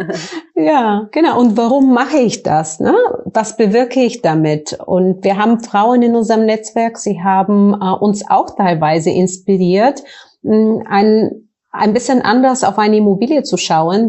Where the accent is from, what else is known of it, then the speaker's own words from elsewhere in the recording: Bulgaria; German is a second language; moved away as an adult; also born or lived in United States / Frankfurt; now in Germany; Ich komme aus Bulgarien ursprünglich, hört man vielleicht so ein bisschen